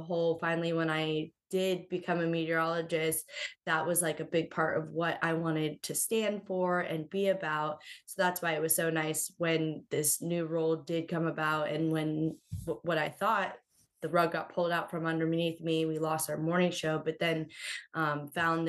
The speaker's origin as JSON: {"language": "English", "region": "Florida", "country": "United States", "tie": "born or raised there", "moved": "as an adult", "lives_now": "South Carolina, United States", "said": "growing up in Florida, most of the time it was very nice"}